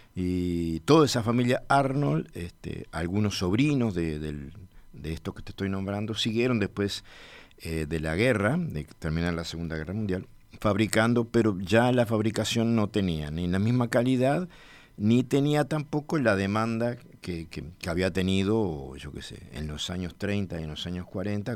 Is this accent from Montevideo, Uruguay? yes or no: no; 25 de Mayo, Florida, Uruguay; cuando con 15 años nos mudamos de mi pueblo natal de 25 de mayo para Florida